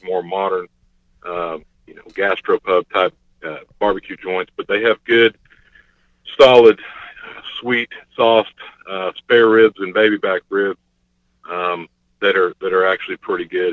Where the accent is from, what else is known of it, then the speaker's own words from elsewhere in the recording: Gulf Coast, United States; I come from the Gulf Coast area